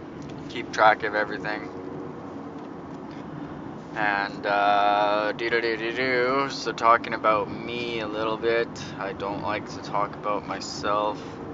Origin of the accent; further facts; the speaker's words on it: Vancouver, British Columbia, Canada; Grew up playing hockey. I'm a Canadian kid. Grew up on Van Rock.